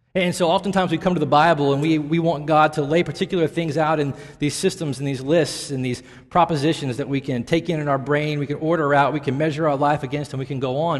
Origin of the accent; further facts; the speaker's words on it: Nashville, Tennessee, United States; moved away; I grew up in the South, in Tennessee, and in the epicenter of it all in Nashville